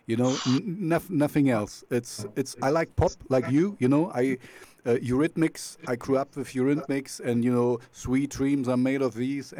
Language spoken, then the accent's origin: English; Germany